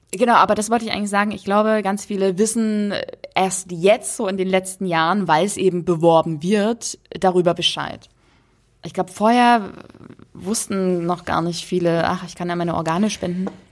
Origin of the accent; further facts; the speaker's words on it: Dresden, Saxony, Germany; wir haben in meiner Heimatstadt äh, ein Museum, das nennt sich Hygienemuseum